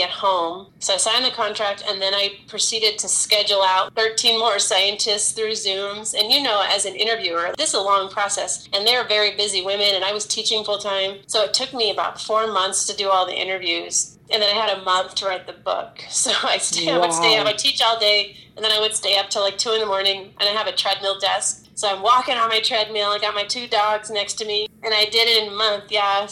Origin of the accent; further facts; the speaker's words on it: California, United States; Growing up in California